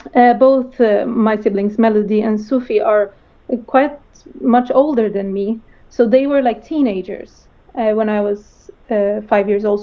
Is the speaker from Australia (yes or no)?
no; Sweden; growing up in Sweden